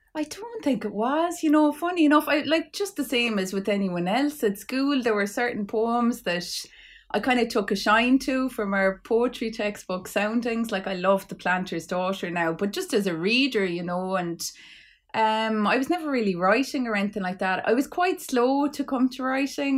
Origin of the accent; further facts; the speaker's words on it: Clare, Munster, Ireland; I'm from Clare